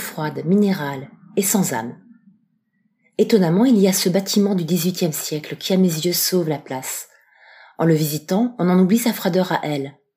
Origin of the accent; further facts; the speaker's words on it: Strasbourg, Grand Est, France; Je suis de Strasbourg